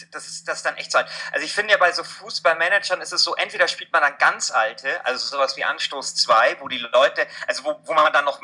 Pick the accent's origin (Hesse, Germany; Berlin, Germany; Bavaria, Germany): Bavaria, Germany; Munich; komme aus München. Ähm, das ist jetzt nicht so weit irgendwie von der österreichischen Grenze.